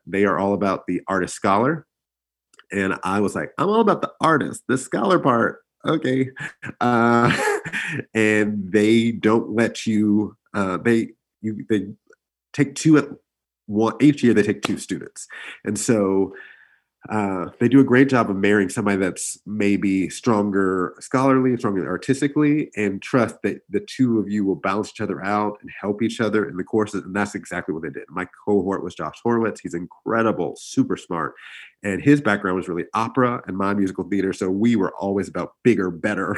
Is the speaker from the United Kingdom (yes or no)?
no; Pearland, Texas, United States; I grew up in Pearland, actually